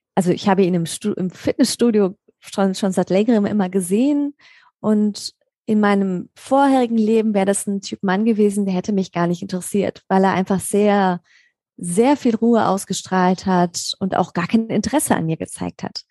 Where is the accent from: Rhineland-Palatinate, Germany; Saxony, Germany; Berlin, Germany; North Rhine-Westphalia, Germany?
Rhineland-Palatinate, Germany; Mainz; moved away as an adult; now in Black Forest area, Germany; ursprünglich komme ich aus Mainz oder besser gesagt aus der Nähe von Mainz